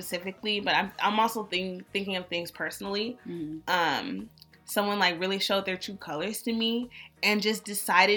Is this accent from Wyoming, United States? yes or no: no; Berkeley, California, United States; moved away as an adult; also born or lived in Atlanta; I'm from the Bay, Berkeley